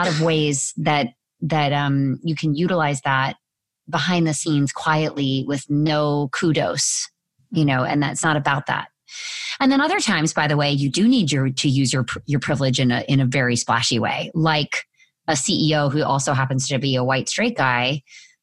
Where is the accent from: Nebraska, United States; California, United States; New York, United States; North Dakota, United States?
California, United States; Orange County; moved away as an adult; I was from Orange County, California